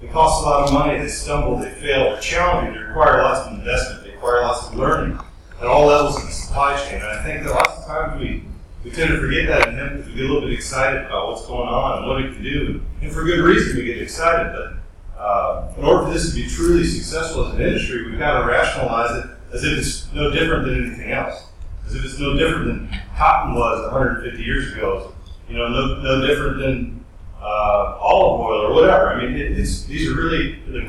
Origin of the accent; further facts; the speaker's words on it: Kentucky, United States; I'm from Kentucky